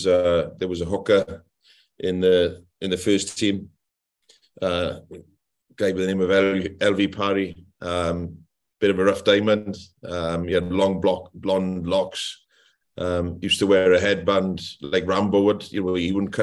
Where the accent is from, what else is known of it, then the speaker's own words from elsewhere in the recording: Anglesey, Wales, United Kingdom; moved away as an adult; also born or lived in Rhondda Valley; North Wales, I'm from Anglesey, the island, and Anglesey is a very Welsh-speaking region in Wales